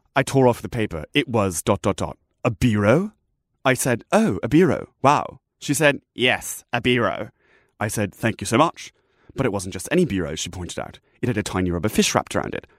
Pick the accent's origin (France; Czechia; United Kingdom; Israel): United Kingdom; England; I'm from England